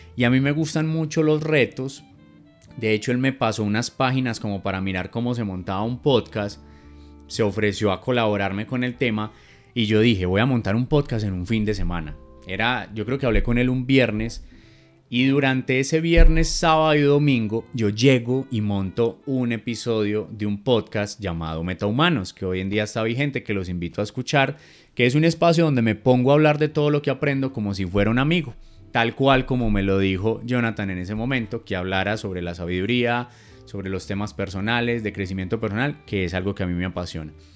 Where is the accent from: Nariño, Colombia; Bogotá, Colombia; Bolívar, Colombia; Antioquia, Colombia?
Antioquia, Colombia; Medellín; como decimos aquí en, en mi tierra